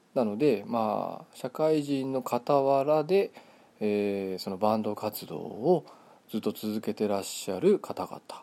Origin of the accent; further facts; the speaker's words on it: Kitami, Hokkaido, Japan; 北海道生まれの 北海道育ちなんですけれどもあの北見市というですね道東の方ですね